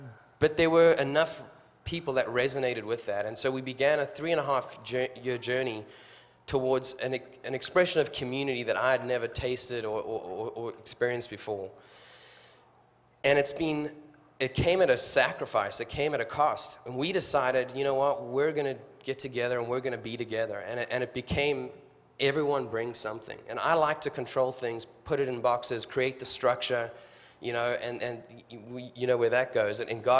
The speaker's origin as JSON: {"language": "English", "country": "South Africa", "moved": "as an adult", "said": "My wife's back there, Natalie. I'm from South Africa. I chased her down to your country to marry her."}